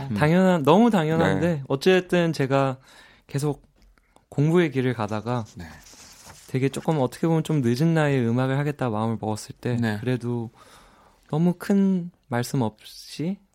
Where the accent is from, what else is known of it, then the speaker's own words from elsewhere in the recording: New York, United States; now in South Korea; 제가 심지어 조금 뉴욕 출신이기도